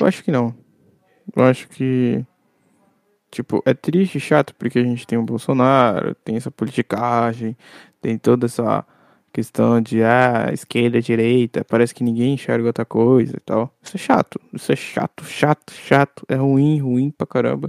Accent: Brazil; como brasileiro, a gente aprendeu a ser forjado

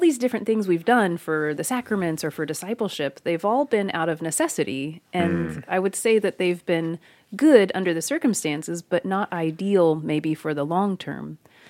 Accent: Kentucky, United States; I'm from Kentucky, by the way.

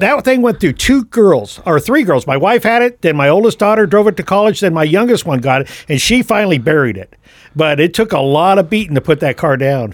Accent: San Francisco, California, United States; moved away as an adult; now in Kokomo, United States; I was born and raised right there in the Bay Area.

